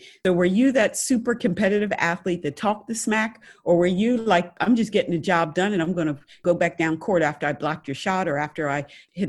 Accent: Wayne, Pennsylvania, United States; moved away; I'm from outside of Philly. But you know, when I go back home and I tell people I'm from Wayne, people are like, you're not from Philly. But anyway, I'm going to claim my Philly roots.

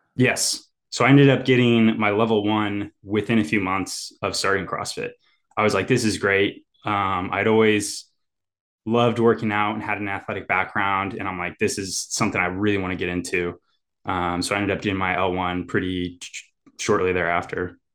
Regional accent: Indiana, United States; moved away as an adult; also born or lived in Ann Arbor, Michigan; now in Nashville, United States; growing up in Indiana

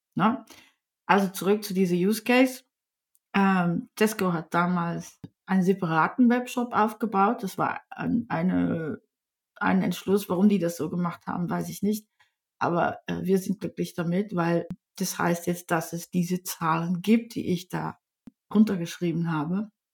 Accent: Netherlands; first language Dutch; German is a second language; now in Germany; Ich bin aus Holland, da muss ich euch auch ein bisschen vorwarnen. Ich spreche zwar ziemlich fließend Deutsch

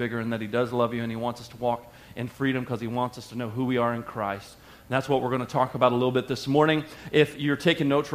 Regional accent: the South, United States; I grew up in the South and we used to sing a hymn

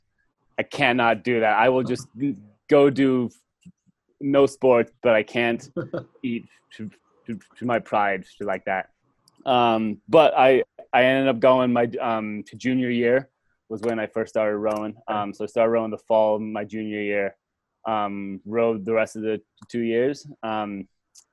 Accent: Simsbury, Connecticut, United States; I grew up in Simsbury, Connecticut

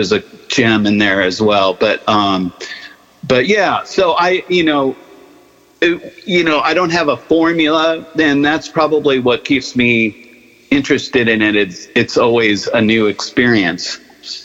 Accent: San Mateo, California, United States; moved away as an adult; also born or lived in San Francisco; now in Nashville, United States; I grew up in the peninsula, or on the peninsula

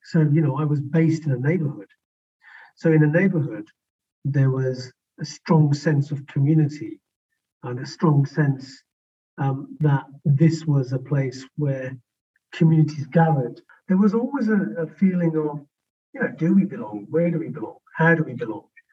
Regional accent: West Midlands, United Kingdom; the West Midlands

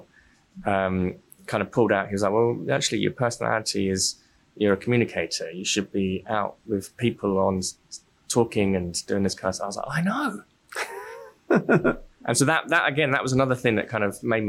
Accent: London, United Kingdom; I grew up in South London

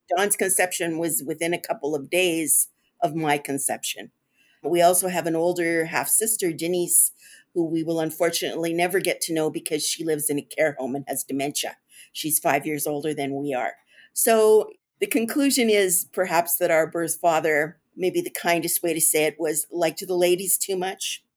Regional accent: Toronto, Ontario, Canada; I grew up here in Toronto

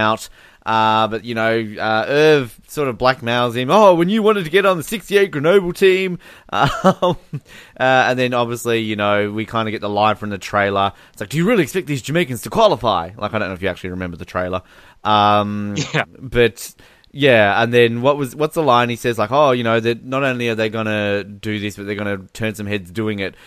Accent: Australia; I'm from Australia

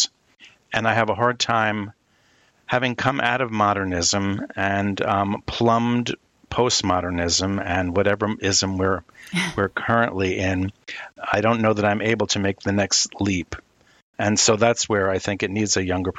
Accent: Northeast, United States; moved away as an adult; also born or lived in Syracuse / Europe / Midwest; someone who is born and bred in the Northeast and come from a long line of city people. You know, my family on both sides, half from Boston, half from New York City, we're city folk

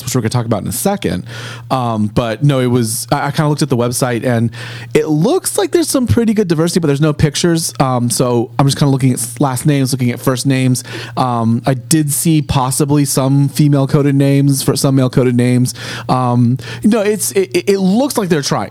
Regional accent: California, United States; moved away as an adult; now in Philadelphia, United States; I'm originally from California. I moved here about 9 years ago now

